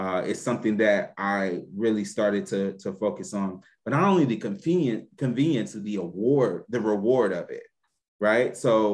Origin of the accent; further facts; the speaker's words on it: Louisiana, United States; I'm from Louisiana